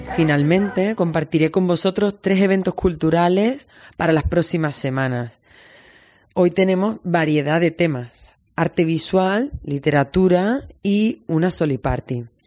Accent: Andalusia, Spain; moved away as an adult; now in Berlin, Germany; Soy andaluza, vivo aquí desde hace ya unos años

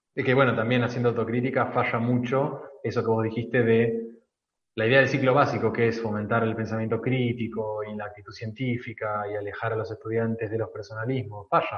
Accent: Argentina; como argentinos tenemos tendencia a los casicazgos

